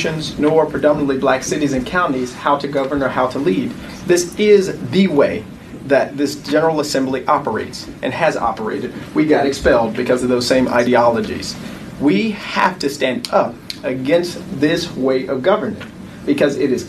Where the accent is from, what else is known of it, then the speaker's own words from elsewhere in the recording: Memphis, Tennessee, United States; I'm from Memphis